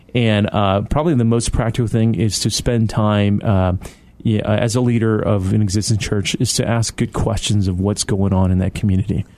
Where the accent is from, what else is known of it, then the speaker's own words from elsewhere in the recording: Detroit, Michigan, United States; moved away; also born or lived in East Moline, Illinois / Toronto, Canada; I was born in East Moline, so that's you know, about two hours outside of Chicago in the, in the Quad Cities, uh, and so uh, but I grew up in Detroit